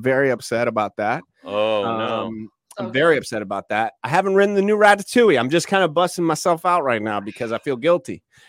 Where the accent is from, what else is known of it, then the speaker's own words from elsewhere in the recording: Iowa, United States; We're from Iowa, and we want to go.